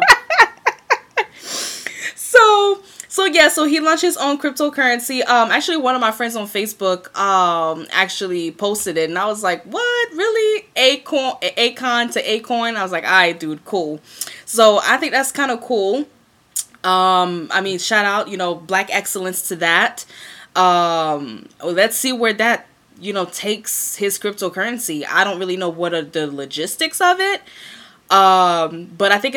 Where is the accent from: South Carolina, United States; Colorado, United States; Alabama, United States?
South Carolina, United States; Greenville; also born or lived in Columbia, South Carolina; I'm back in the Ville now where I grew up